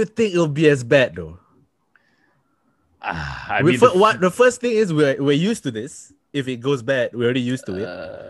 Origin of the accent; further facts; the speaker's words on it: Singapore; Welcome back to the How to Malay podcast, the podcast about being Malay from Malay, so come from different countries. … I'm from Singapore.